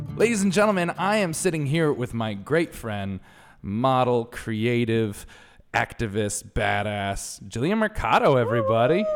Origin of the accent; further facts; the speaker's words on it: Connecticut, United States; moved away; I'm from Connecticut originally.